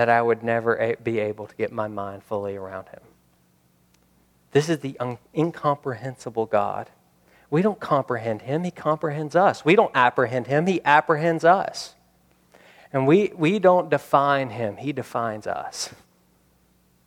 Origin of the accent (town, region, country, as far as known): United States